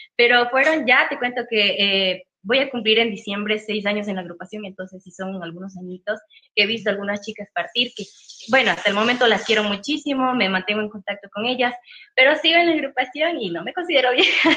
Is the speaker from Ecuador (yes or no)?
yes; Ecuador